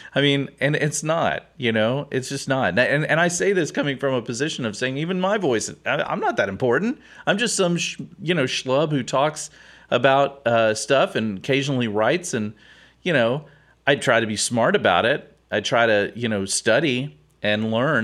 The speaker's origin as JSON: {"language": "English", "town": "Houston", "region": "Texas", "country": "United States", "tie": "born or raised there", "said": "I grew up here in Houston"}